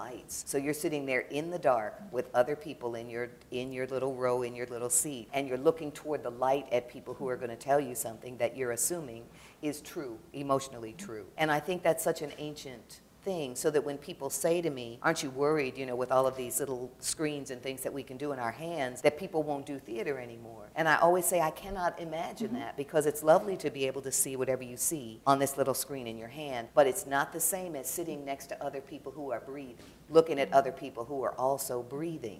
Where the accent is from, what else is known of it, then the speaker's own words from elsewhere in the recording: Detroit, Michigan, United States; moved away; I grew up in Detroit